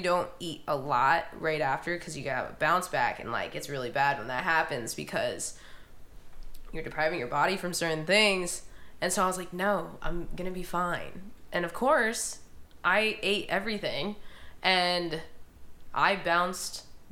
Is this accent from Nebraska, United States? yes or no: yes; Omaha, Nebraska, United States; I'm from Omaha, Nebraska.